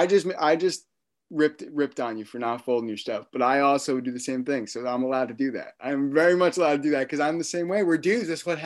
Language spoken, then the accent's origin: English; Florida, United States; I'm from Florida.